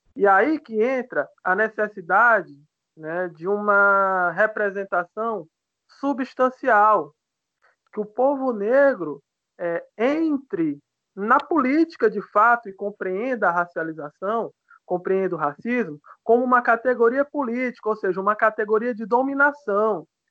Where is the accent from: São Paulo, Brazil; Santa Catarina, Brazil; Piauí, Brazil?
Piauí, Brazil; eu sou piauiense, né? Sou nordestino